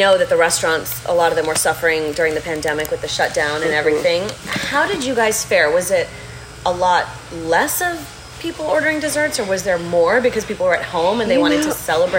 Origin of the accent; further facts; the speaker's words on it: Sugar Land, Texas, United States; I'm from Sugar Land. My parents live there